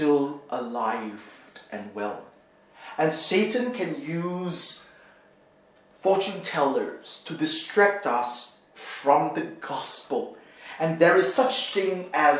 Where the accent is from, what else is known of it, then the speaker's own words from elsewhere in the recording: Singapore; When I was growing up in Singapore, my dad was working at a pet shop